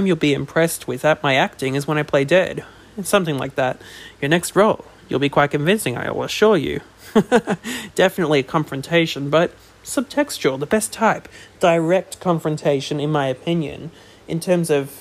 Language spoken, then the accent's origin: English; Australia; I'm Australian